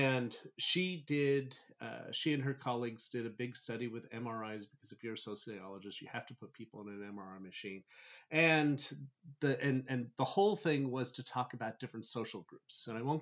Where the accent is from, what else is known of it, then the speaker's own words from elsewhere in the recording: Southern California, United States; I grew up in Southern California